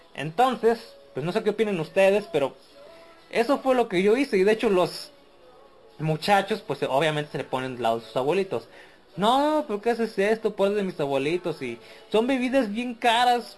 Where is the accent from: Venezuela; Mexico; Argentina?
Mexico; soy mexicano.